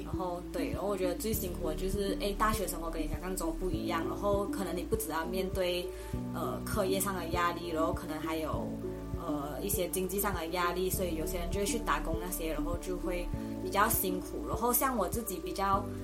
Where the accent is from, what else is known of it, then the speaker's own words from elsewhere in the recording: Malaysia; moved away as an adult; now in Taiwan; 我来自马来西亚，然后今年大三，然后读的是，呃，世新大学的公共关系暨广告学系